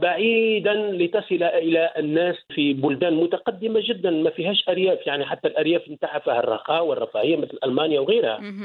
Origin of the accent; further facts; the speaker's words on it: Kairouan Governorate, Tunisia; moved away as an adult; also born or lived in Germany; نحن في الوسط التونسي